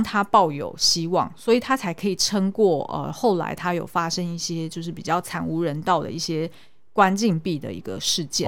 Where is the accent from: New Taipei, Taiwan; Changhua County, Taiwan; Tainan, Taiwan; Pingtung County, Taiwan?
New Taipei, Taiwan; Xindian; 因为我是眷村出生的，对。就是我小时候是住在新店的眷村